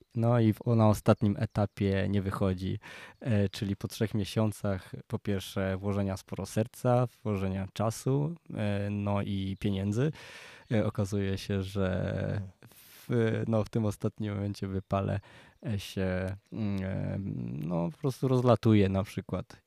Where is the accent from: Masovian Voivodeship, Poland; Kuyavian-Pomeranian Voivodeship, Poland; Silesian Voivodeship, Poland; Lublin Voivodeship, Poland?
Silesian Voivodeship, Poland; Częstochowa; also born or lived in Wrocław; now in Kondratów, Poland; u nas w Częstochowie jest orkiestra